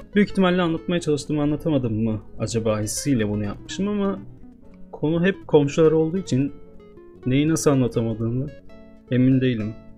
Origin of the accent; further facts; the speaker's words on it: Istanbul, Turkey; Doğup büyüdüğüm şehirde